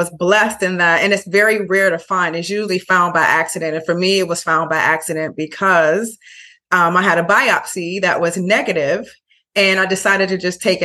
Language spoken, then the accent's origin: English; Chicago, Illinois, United States; also born or lived in Brooklyn, New York; now in Bayonne, United States; I am from Chicago originally, but I lived in Brooklyn for 9.5 years and I now live in Bayonne, New Jersey.